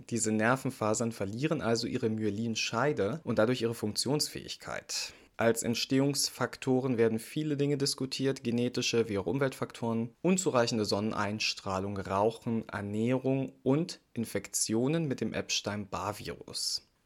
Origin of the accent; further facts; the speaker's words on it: Saxony, Germany; Fehlt nur noch mein Heimatbundesland Sachsen.